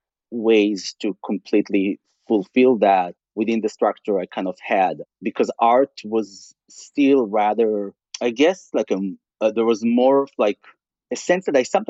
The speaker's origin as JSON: {"language": "English", "town": "Tel Aviv", "region": "Tel Aviv District", "country": "Israel", "tie": "born or raised there", "also_born_or_lived": "California", "second_language": "English", "moved": "as an adult", "said": "I grew up in Israel"}